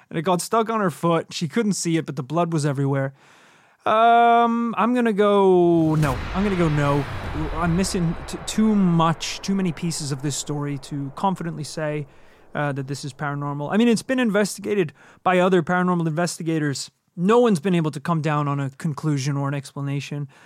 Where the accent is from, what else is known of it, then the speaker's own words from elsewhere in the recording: Georgia, United States; born there; also born or lived in Northern Ireland / London / Wales / Toronto; you know, I was born in Georgia, over in the States, didn't spend a lot of time there. Moved to Northern Ireland, moved to London, Wales, lived in Toronto for a while, kind of all over the place.